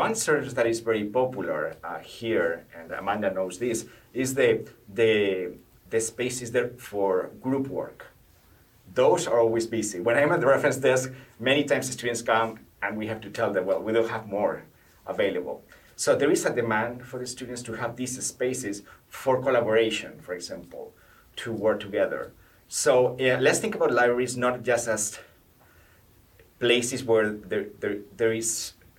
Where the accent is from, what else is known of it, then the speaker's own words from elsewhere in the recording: Salamanca, Castile and León, Spain; English is a second language; moved away as an adult; also born or lived in France; now in Albany, United States; in my hometown, Salamanca is like a town 2 hours to Madrid, the capital of Spain